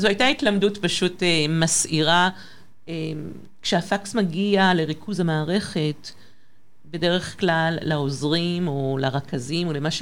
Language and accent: Hebrew; Paris, Île-de-France, France; moved away as an adult; now in Israel; למעשה גדלתי בפריז, בצרפת